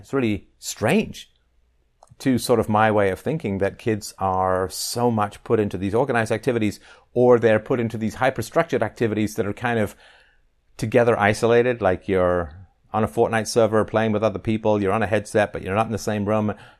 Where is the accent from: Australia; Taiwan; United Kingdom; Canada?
United Kingdom; England; growing up in England